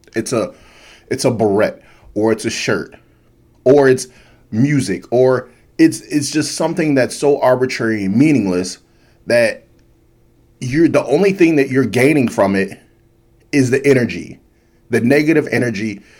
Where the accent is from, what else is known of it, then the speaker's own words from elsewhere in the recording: United States; me as an American